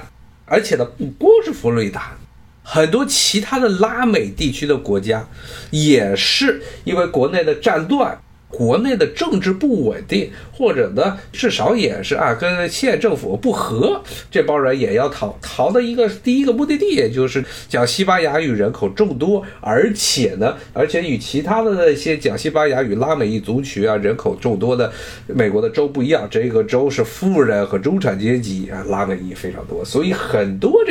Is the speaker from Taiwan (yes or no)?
no; China; 特别是我中国人一般认为白左是假左，认为是皮左，皮左饶右。